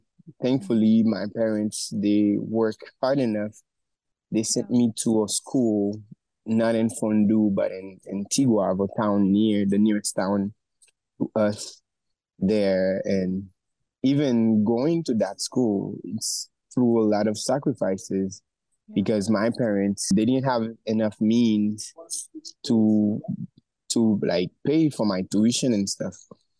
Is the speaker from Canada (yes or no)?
no; Haiti; also born or lived in Port-au-Prince; I grew up in Haiti. My family, they are from, my mom's from Jacmel. My dad is from a place called Bene, up in the mountain.